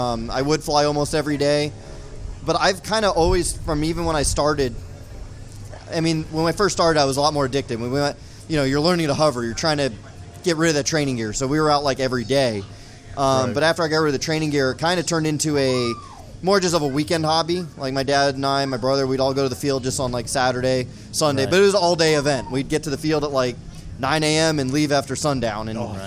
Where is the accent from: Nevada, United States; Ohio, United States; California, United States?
Nevada, United States; Las Vegas; I'm from Las Vegas, Nevada.